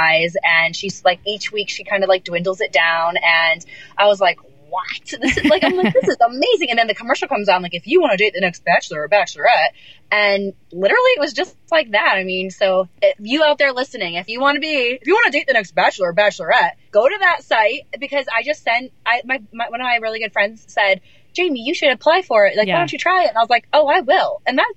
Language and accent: English; Central New York, United States; I grew up in Central New York, so about 4 hours from Manhattan